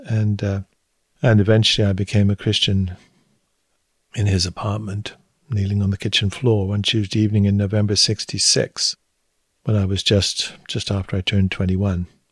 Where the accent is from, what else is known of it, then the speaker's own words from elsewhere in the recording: Hampshire, South East England, United Kingdom; moved away as an adult; now in United States; I grew up in Hampshire, in the south of England. Moved, lived, moved there when I was four with my parents